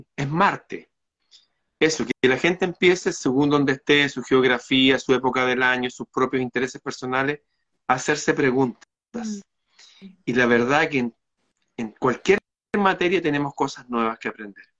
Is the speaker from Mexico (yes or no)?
no; Chile